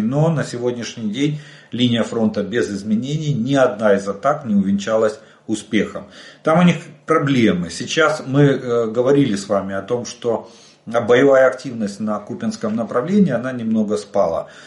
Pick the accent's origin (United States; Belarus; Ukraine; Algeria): Ukraine; мы из Украины